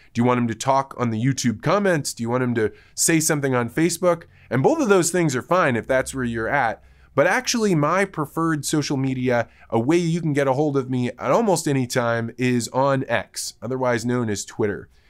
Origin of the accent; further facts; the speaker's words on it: Midwest, United States; I grew up in the Midwest.